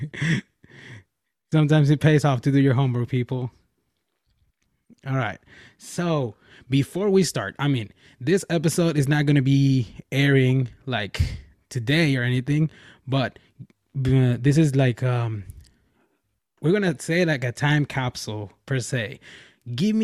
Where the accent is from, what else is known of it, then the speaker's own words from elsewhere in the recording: Mexico; now in California, United States; I'm from Mexico